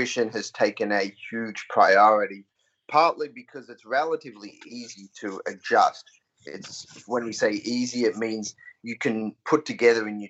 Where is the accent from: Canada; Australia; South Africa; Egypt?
Australia; moved away as an adult; also born or lived in Auburn, United States; I grew up in Australia